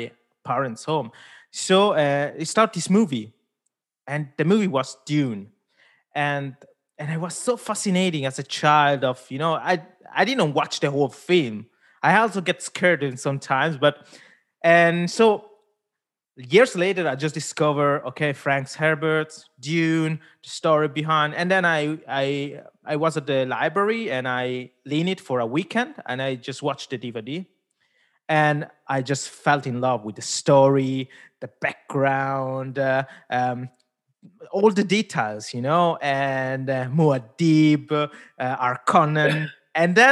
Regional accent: Switzerland; first language Italian; English is a second language; also born or lived in India; I grew up here in Switzerland, born in India, but grew up here in Switzerland

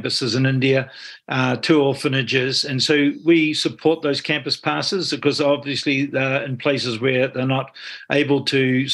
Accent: Stratford, Taranaki, New Zealand; also born or lived in Hawera; now in Auckland, New Zealand; I was brought up in Taranaki. I'm just a simple guy from Taranaki, is what I say. Brought up in a small town, Stratford, born in Hara.

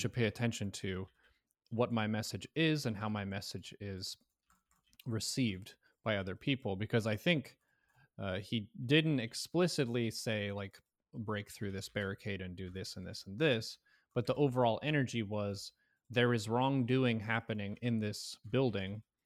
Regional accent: United States; as an American citizen

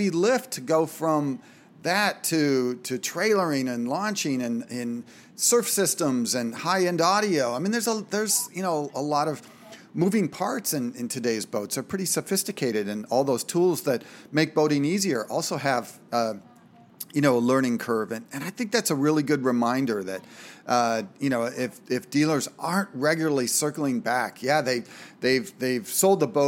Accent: Minnesota, United States; Everybody I knew growing up in Minnesota had a lake cabin with boats

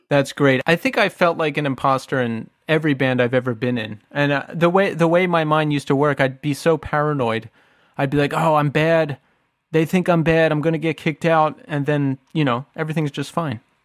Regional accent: outside of Philadelphia, Pennsylvania, United States; we grew up outside of Philly and, you know, I lived in Philly for a long time

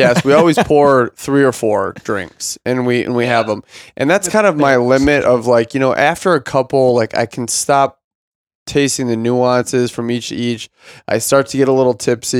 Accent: Michigan, United States; I grew up in Michigan

